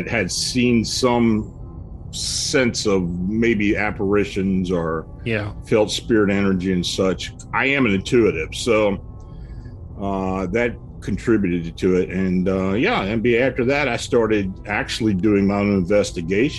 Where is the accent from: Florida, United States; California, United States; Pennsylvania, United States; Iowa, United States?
Pennsylvania, United States; near Gettysburg; moved away as an adult; also born or lived in Maryland; I was raised near Gettysburg, and I'm living back where I got raised, and lived down in Maryland for about 40 years